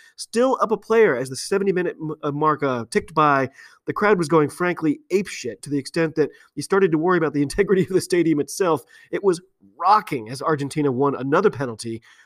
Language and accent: English; United States; I'm an American